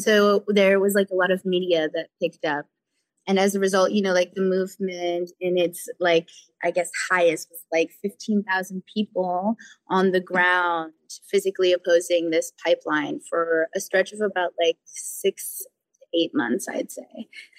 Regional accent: United States; I'm Hunkpapa and Oglala Lakota. I'm from the Standing Rock Reservation in North and South Dakota. I like had sort of grown up there, you know, in and out all my life. And we were living there when I was about 12 years old

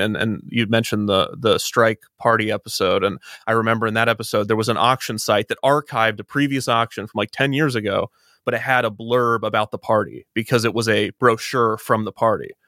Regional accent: Kansas City, United States; I'm from Kansas City

